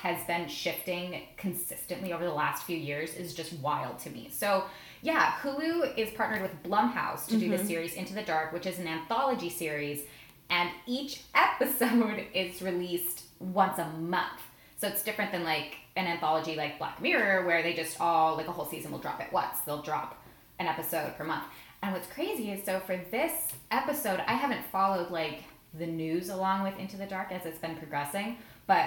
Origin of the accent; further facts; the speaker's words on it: Albuquerque, New Mexico, United States; now in Los Angeles, United States; I'm from Albuquerque, New Mexico